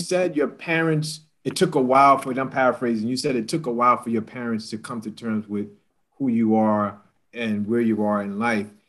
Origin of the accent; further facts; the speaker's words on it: New York City, New York, United States; I grew up in New York City as a 17 year old